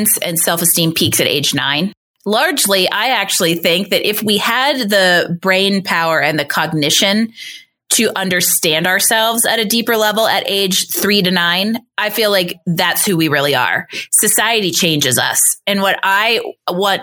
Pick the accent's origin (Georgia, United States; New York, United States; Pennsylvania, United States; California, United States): Pennsylvania, United States; moved away as an adult; also born or lived in Boston; now in Colorado, United States; I'm from Pennsylvania and then I lived in Boston